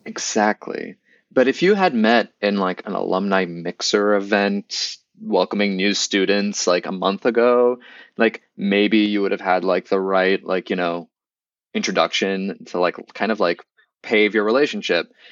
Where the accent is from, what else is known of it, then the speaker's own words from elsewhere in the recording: Boston, Massachusetts, United States; moved away as an adult; I grew up in Boston